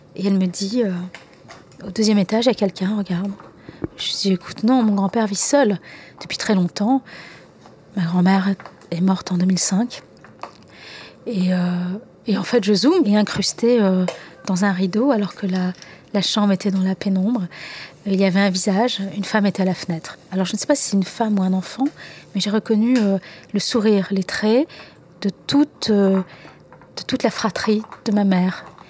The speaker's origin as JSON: {"language": "French", "country": "Algeria", "tie": "born or raised there", "moved": "yes", "said": "mon enfance en Algérie"}